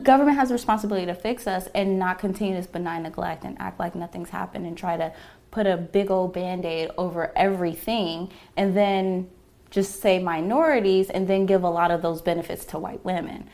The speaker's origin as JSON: {"language": "English", "town": "Los Angeles", "region": "California", "country": "United States", "tie": "born or raised there", "said": "I was born here in Los Angeles, California. I was raised in the Valley."}